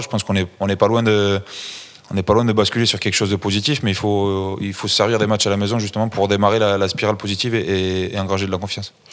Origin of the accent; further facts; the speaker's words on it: Toulouse, Occitania, France; je suis toulousain